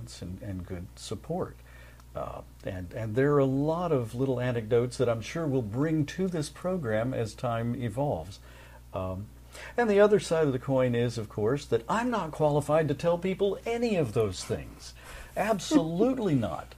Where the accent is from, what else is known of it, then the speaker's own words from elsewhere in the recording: Jacksonville, Florida, United States; moved away as an adult; also born or lived in Los Angeles, California; I returned to my hometown of Jacksonville, Florida